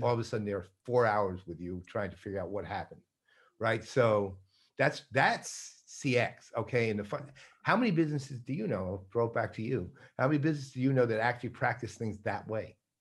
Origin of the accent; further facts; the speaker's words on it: New York, United States; moved away; I'm born and raised in New York